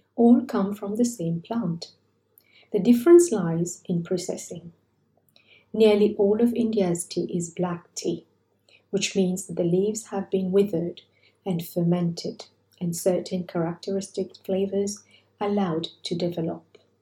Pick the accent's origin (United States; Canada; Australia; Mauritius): Mauritius; my growing up in Mauritius